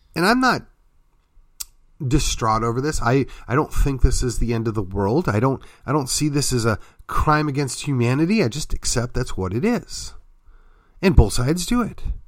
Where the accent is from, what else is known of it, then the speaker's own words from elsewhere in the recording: Wisconsin, United States; now in Texas, United States; my home state was Wisconsin